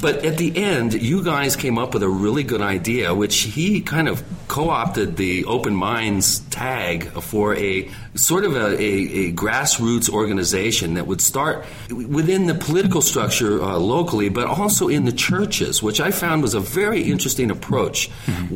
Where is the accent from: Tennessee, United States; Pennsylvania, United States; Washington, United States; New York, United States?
Washington, United States; I grew up in Washington State